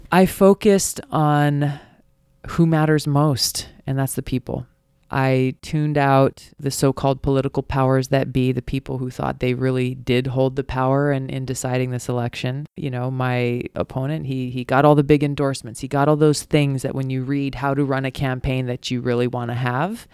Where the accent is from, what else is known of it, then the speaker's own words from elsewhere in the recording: Hawaii, United States; Growing up in Hawaii